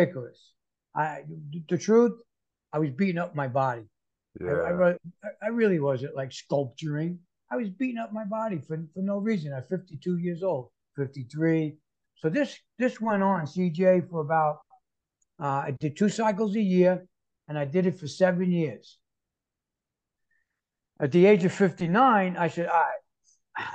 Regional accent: New York City, New York, United States; moved away as an adult; now in Florida, United States; I'm born and raised in New York City

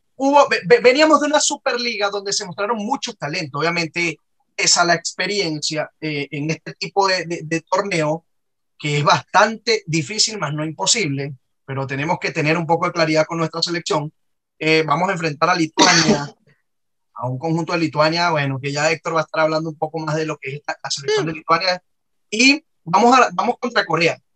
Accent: Venezuela; todos somos venezolanos

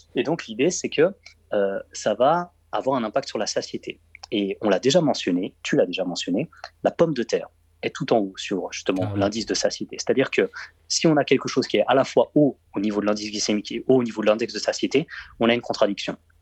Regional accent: Belgium; je suis belge

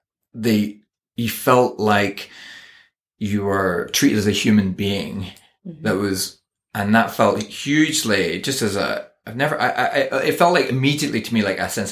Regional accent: Northern Ireland, United Kingdom; I am Northern Irish

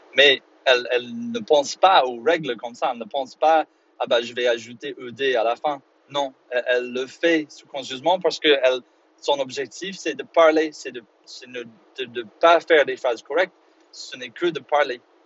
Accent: Belfast, Northern Ireland, United Kingdom; French is a second language; moved away; quand j'ai grandi à Belfast

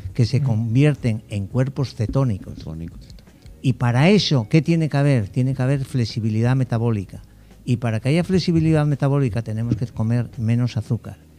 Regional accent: Spain; moved away as an adult; now in Dominican Republic; soy español

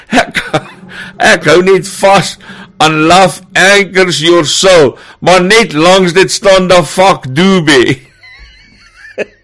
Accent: Johannesburg, Gauteng, South Africa; En ek kom van Johannesburg af.

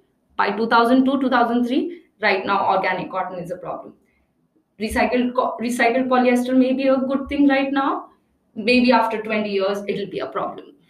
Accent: Agra, Uttar Pradesh, India; also born or lived in New Delhi; I grew up in Agra and I worked in New Delhi a lot.

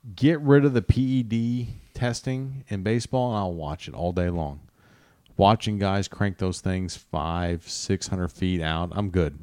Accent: Kansas City, United States; I'm a Royals fan 'cause I grew up in Kansas City

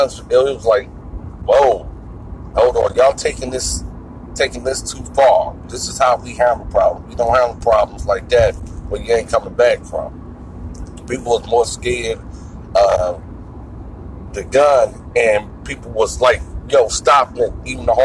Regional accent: Irvington, New Jersey, United States; moved away; also born or lived in Virginia; I grew up in Irvington, New Jersey.

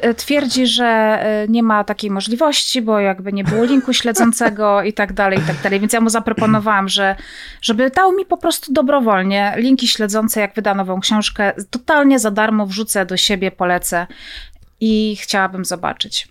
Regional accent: Zabrze, Silesian Voivodeship, Poland; Ja pochodzę z Zabrza, więc Gliwice są tuż obok.

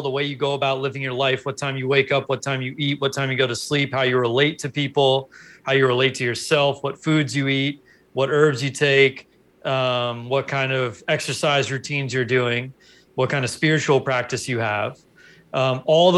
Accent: Los Angeles, California, United States; I grew up in Los Angeles

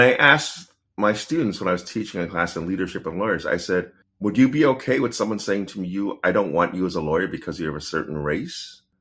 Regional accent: Pittsburgh, Pennsylvania, United States; I was born in Pittsburgh

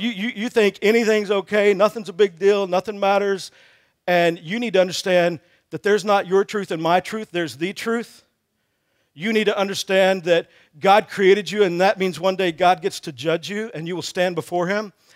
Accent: Texas, United States; I grew up in Texas

